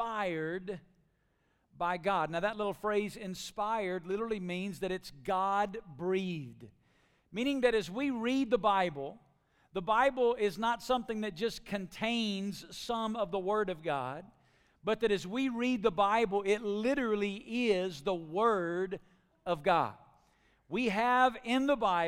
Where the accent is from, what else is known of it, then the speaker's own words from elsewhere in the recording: Alabama, United States; moved away as an adult; now in Las Vegas, United States; I'm from Alabama